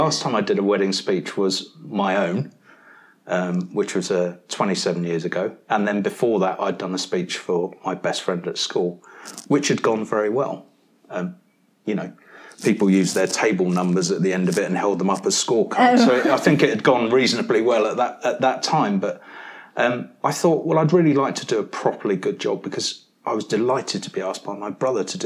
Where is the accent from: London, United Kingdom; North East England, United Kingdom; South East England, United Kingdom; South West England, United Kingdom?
South East England, United Kingdom; near Brighton and Worthing; also born or lived in Mumbles, Wales / Penarth, Wales; I'd kind of grown up near Brighton and Worthing and spent a lot of time down at those places.